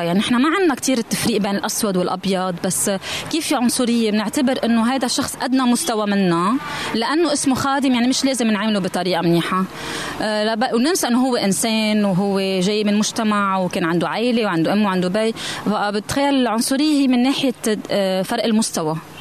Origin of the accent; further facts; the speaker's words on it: Lebanon; عندنا بلبنان